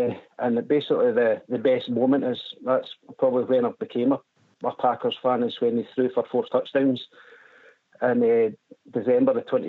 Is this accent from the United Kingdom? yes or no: yes; Broxburn, Scotland, United Kingdom; accent: Scottish; I'm from a place called Broxburn in West Lothian, Scotland, which is just outside Edinburgh.